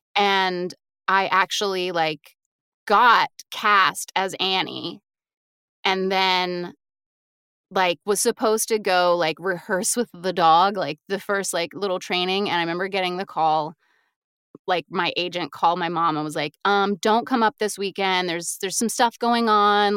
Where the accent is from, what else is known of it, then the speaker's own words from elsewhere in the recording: Raleigh, North Carolina, United States; moved away as an adult; now in New York, United States; I'm from Raleigh, uh, North Carolina